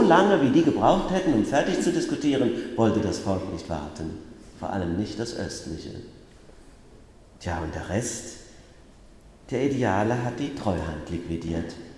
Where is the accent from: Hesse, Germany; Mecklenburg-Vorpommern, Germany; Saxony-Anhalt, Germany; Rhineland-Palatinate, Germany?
Rhineland-Palatinate, Germany; Bacharach; moved away; also born or lived in Mainz; habe aber noch in Bacharach gewohnt, in meinem Heimatort.